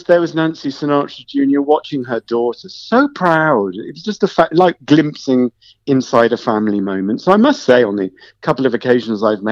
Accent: Wolverhampton, West Midlands, United Kingdom; I'm from Wolverhampton

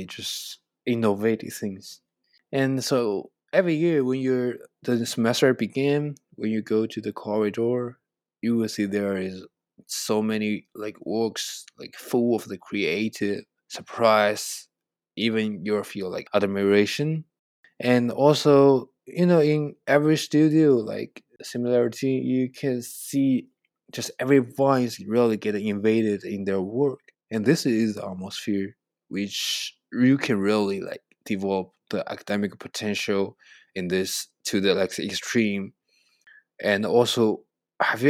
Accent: China; English is a second language; moved away as an adult; now in United States; I know Chinese and both Chinese and English, and I understanding because I grew up in China

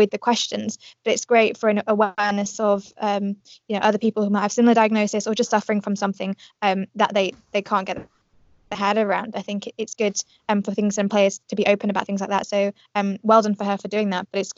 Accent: Yorkshire and the Humber, United Kingdom; Now I know my accent might not tell you, but actually I'm from Yorkshire, so I'm not as north, but I'm definitely northern, and pants just means different things.

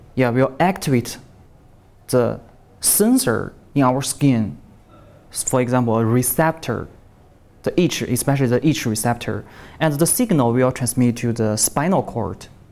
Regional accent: Shandong, China; English is a second language; moved away; also born or lived in Shaanxi; I was born in Shandong Province, Shandong uh, province. Uh, East Province of China

